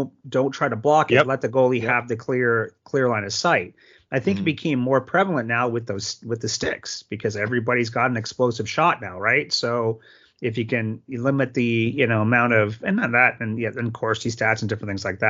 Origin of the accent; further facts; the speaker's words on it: Canada; now in Phoenix, United States; being Canadian